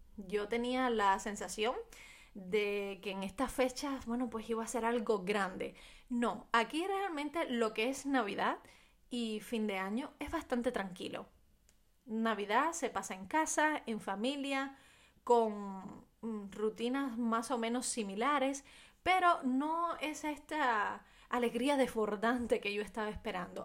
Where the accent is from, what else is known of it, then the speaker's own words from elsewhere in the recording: Cuba; en mi país